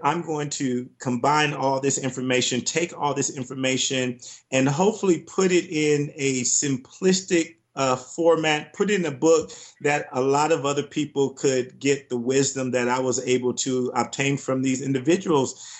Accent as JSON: {"language": "English", "town": "Compton", "region": "California", "country": "United States", "tie": "born or raised there", "moved": "yes", "said": "growing up in Compton, California, it was tough, it was rough"}